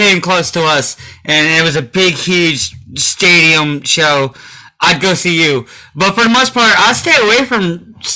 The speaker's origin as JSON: {"language": "English", "town": "Vidor", "region": "Texas", "country": "United States", "said": "our small little town of Vider"}